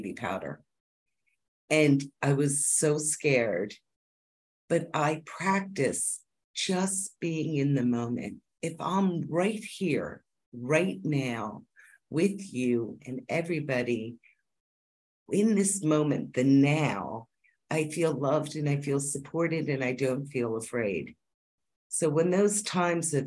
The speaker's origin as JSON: {"language": "English", "region": "Pennsylvania", "country": "United States", "moved": "yes", "said": "I'm originally from Pennsylvania, a big Quaker state"}